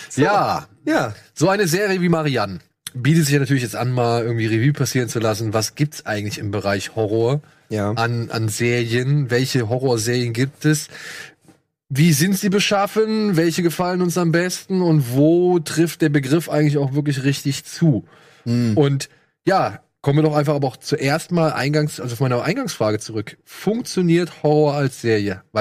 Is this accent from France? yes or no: yes; France; Nee, oder, ich komme aus